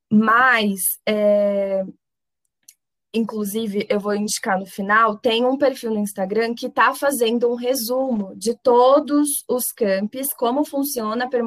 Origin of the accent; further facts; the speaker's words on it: São Paulo, Brazil; now in Franca, Brazil; Porque, por exemplo, eu venho de São Paulo.